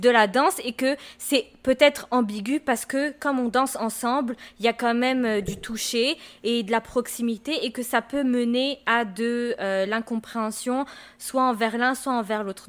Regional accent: France; now in Quebec, Canada; moi j'ai grandi en France et je suis née là-bas

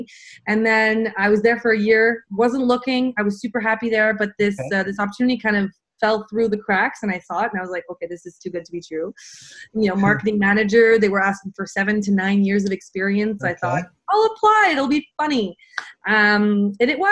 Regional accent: Montreal, Quebec, Canada; I am born and raised in Montreal.

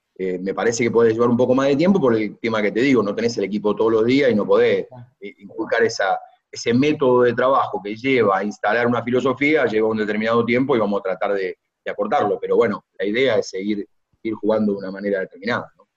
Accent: Argentina; como argentino, como hombre del básquet

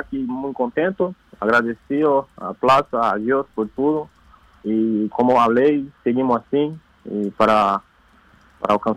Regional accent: São Paulo, Brazil; Spanish is a second language; Yo soy de São Paulo. De São Pablo. Paulo. Interior de São Paulo.

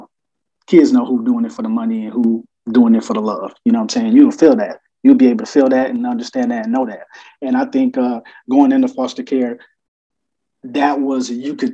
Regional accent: Toledo, Ohio, United States; I am from the great state of Ohio, Toledo, to be exact. Toledo, Ohio, born and raised

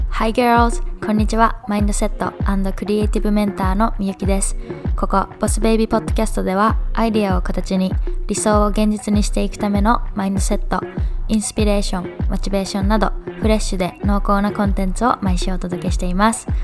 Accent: Japan; moved away as an adult; うちは日本で生まれて日本で育って

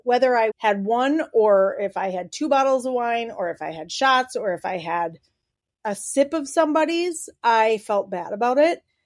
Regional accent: Wisconsin, United States; we're from Wisconsin and that's the culture

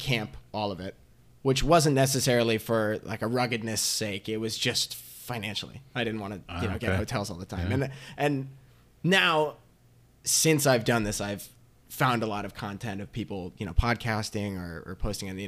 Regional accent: Connecticut, United States; I'm from Connecticut. I grew up there.

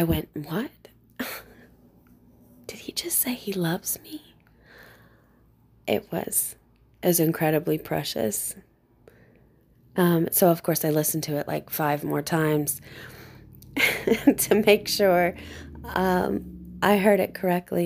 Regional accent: Carbondale, Illinois, United States; I'm from Carbondale, Illinois, in the United States

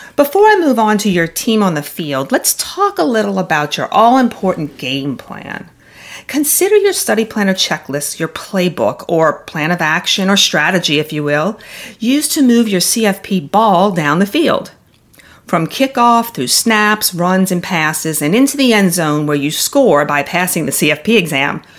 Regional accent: the South, United States; I'm from the South

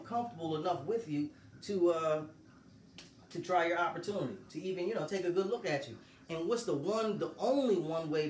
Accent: Delaware, United States; I'm from Delaware. I was downtown, city of Wilmington

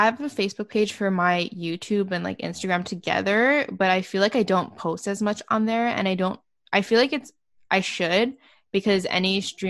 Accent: Canada; So since I'm from Canada, there's nothing like more that it gives me more of, I feel.

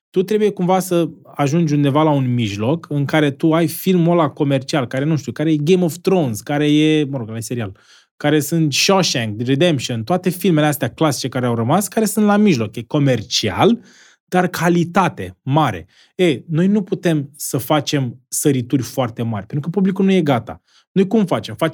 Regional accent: Constanța, Constanța County, Romania; vreau, să fiu în pe o scenă undeva în America, mândru să zic că, uite, sunt un român care a reușit acest produs, care a prins și afară.

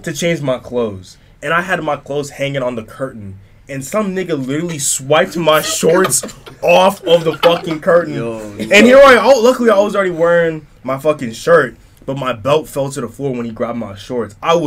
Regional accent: New York City, New York, United States; moved away; I'm from Queens

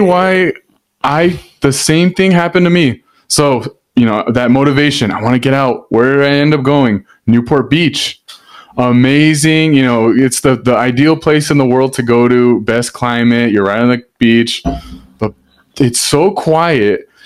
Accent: Hacienda Heights, California, United States; I'm from Hacienda Heights

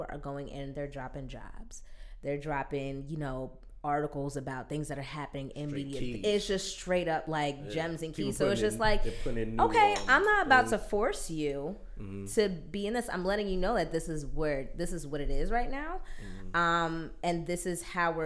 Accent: Maplewood, New Jersey, United States; I grew up in Maplewood, New Jersey

